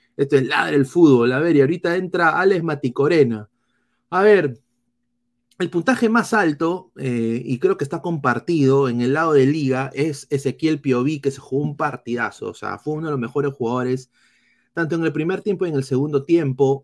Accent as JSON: {"language": "Spanish", "country": "Peru", "moved": "yes", "lives_now": "United States", "said": "como peruano y también como periodista eh, eh, deportivo aquí en los Estados Unidos"}